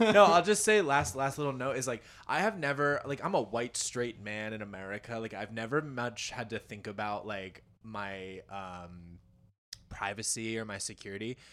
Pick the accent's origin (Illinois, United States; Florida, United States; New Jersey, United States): New Jersey, United States; born and bred in New Jersey